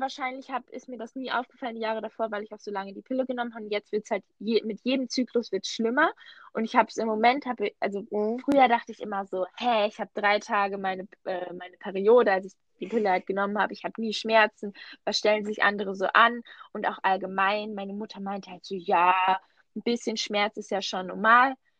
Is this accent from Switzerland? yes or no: yes; Switzerland; Bei uns in der Schweiz